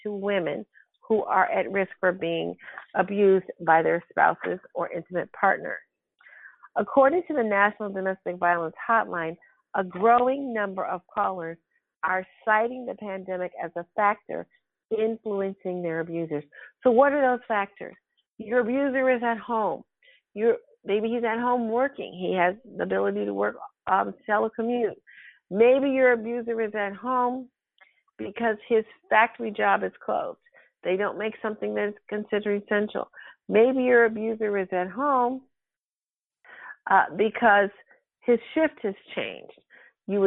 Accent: Shaker Heights, Ohio, United States; also born or lived in Washington, D.C.; I grew up in Shaker Heights, Ohio

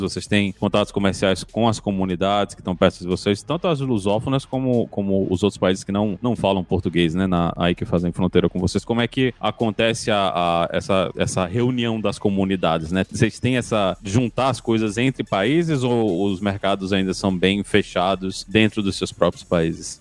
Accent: João Pessoa, Paraíba, Brazil; Eu sou de, de João Pessoa lá no, no Nordeste do Brasil

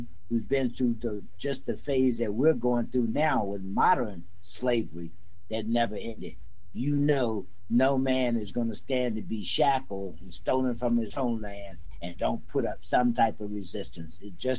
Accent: the South, United States; now in Virginia, United States; Look, I'm from the South. I'm here in Virginia.

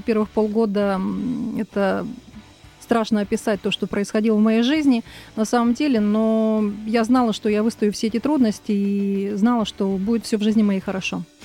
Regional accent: Novosibirsk, Novosibirsk Oblast, Russia; also born or lived in Tolmachevo; now in Moscow, Russia; Я приехала из города Новосибирска. Родилась я в село Толмачево.

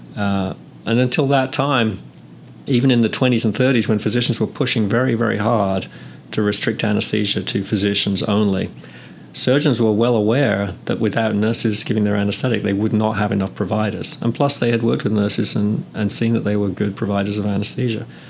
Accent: England, United Kingdom; moved away as an adult; also born or lived in California / North Carolina; now in United States; I'm from England and I graduated from nursing school in the UK back in 86. Came to the US soon after

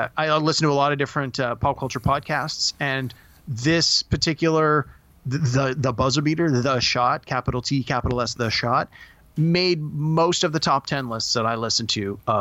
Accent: Greater Toronto Area, Ontario, Canada; two Canadian guys who are both from the Toronto or Greater Toronto area

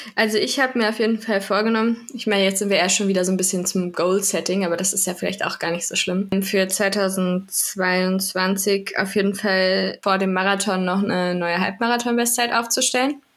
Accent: Werra-Meißner-Kreis, Hesse, Germany; ich komme aus dem Werra-Meißner-Kreis

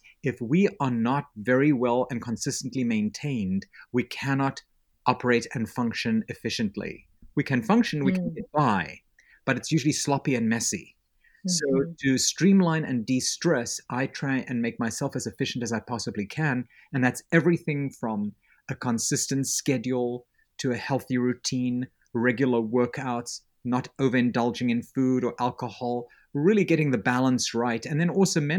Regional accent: South Africa; And I have this accent. I grew up in South Africa. It almost sounds British. It's probably got a little bit more Yiddish than British in it, but it's okay.

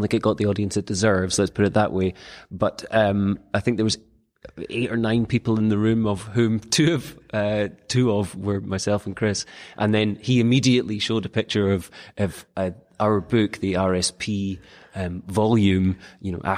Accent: Scotland, United Kingdom; I'm Scottish

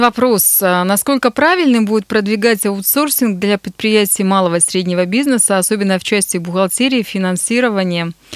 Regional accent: Nizhny Tagil, Sverdlovsk Oblast, Russia; привет моему родному городу

